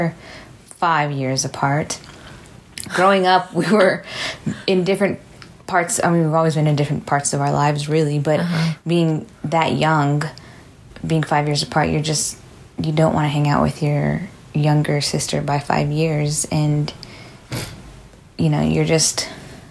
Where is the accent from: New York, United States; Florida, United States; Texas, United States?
Texas, United States; San Antonio; moved away as an adult; now in Houston, United States; I am also from San Antonio